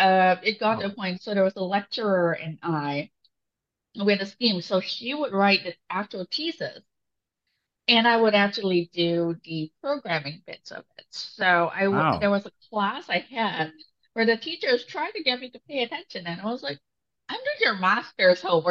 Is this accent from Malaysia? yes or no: yes; Malaysia; English is a second language; I grew up in Malaysia